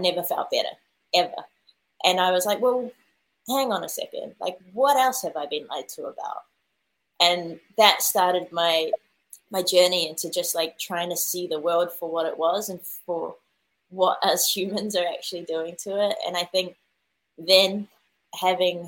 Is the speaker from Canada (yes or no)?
no; New Zealand; I obviously grew up in New Zealand